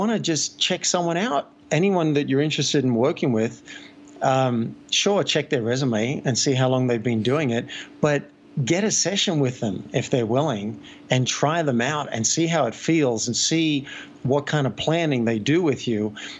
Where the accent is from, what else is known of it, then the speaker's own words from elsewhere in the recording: Sydney, New South Wales, Australia; now in Boulder, United States; And I live in Boulder, but I am from Sydney.